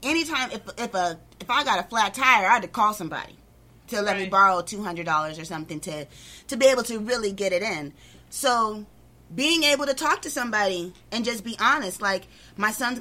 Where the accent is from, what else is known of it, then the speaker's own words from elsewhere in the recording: La Puente, California, United States; also born or lived in West Covina; I grew up in La Puente.